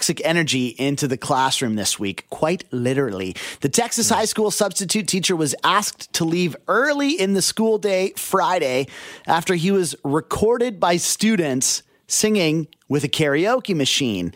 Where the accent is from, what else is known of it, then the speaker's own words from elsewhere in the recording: Abbotsford, British Columbia, Canada; I grew up in Abbotsford.